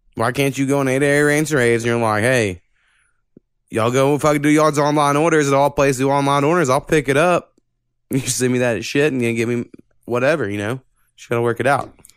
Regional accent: Texoma, Oklahoma, United States; I almost feel like I'm from Texoma more than me saying I'll be from Oklahoma.

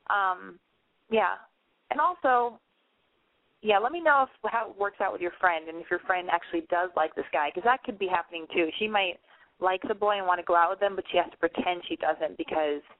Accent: Utah, United States; I'm from Utah.

